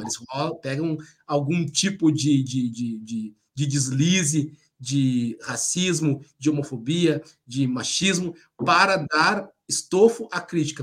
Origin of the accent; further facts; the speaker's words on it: by the Lagoa dos Patos, Rio Grande do Sul, Brazil; moved away; eu cresci, desde cresci mesmo, assim, desde os três anos de idade. A casa onde eu morava, volta e meia, quando tinha chuva muito forte, a Lagoa dos Patos ali transbordava